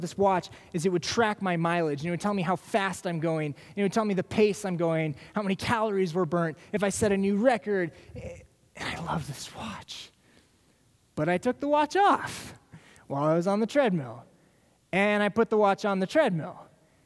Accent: Des Moines, Iowa, United States; now in Minnesota, United States; I grew up in Des Moines. I'm not from the Twin Cities.

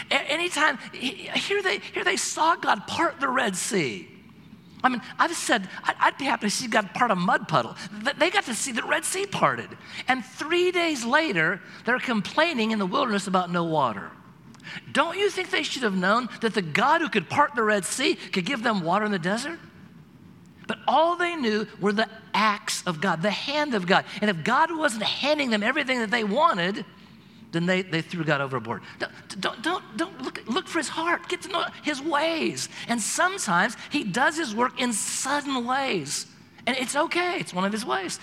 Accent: Oregon, United States; I'm from Oregon

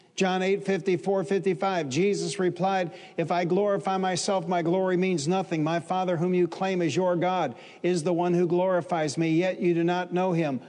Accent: Detroit, Michigan, United States; I'm from Detroit

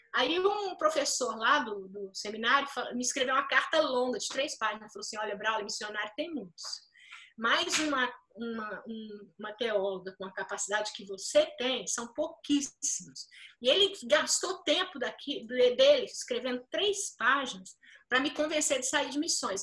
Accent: Brazil; você tem um senso de identidade coletiva, que isso a gente tem muito forte no Brasil

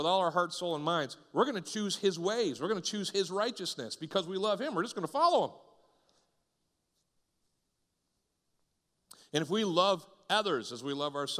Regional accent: Northeast, United States; moved away; also born or lived in the South (US); I grew up in the Northeast, and I came down here to the South and started going to churches

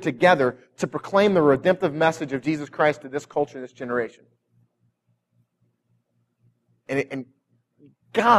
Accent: North County, Missouri, United States; I came from North County

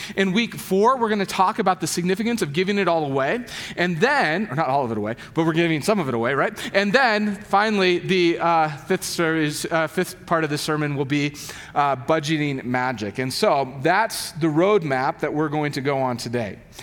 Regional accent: United States; I'm an American and I'm as middle class as they come

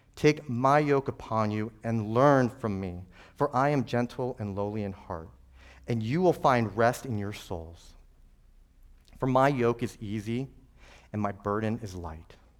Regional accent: New Mexico, United States; I'm from New Mexico

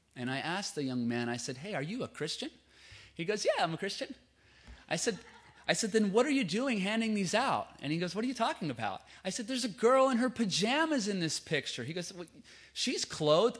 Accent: Lewiston, Idaho, United States; now in California, United States; That's where I'm from. I'm from Lewiston, Idaho.

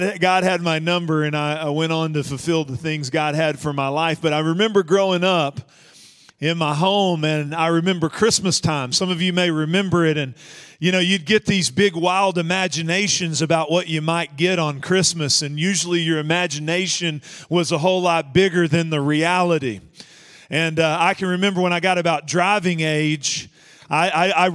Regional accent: Northeast Texas, United States; I grew up in Northeast Texas

